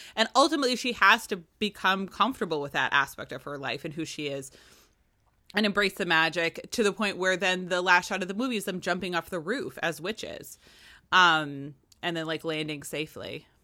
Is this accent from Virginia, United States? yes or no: yes; Virginia, United States; I'm Irish and Virginian